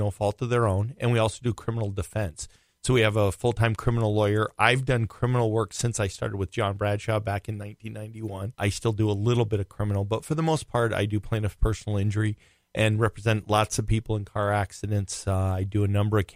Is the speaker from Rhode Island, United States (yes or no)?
yes; Rhode Island, United States; now in Minnesota, United States; I grew up in Rhode Island